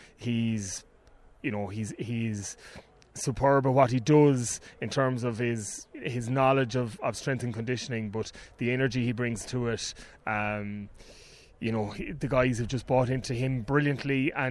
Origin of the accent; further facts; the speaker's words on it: Connacht, Ireland; now in Cork, Ireland; Like, I'm not a Bishopstown man. I'm from Thurlochmore in Galway, but married a Cork woman and down here now.